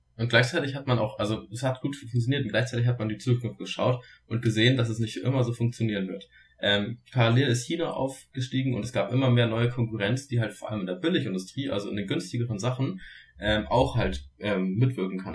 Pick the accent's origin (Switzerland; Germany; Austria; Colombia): Germany; bei uns in Deutschland